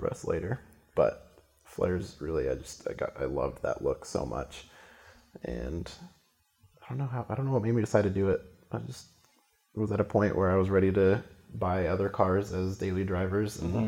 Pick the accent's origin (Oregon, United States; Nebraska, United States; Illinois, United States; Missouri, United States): Oregon, United States; Central; I grew up in Central Oregon, which gets a lot of snow.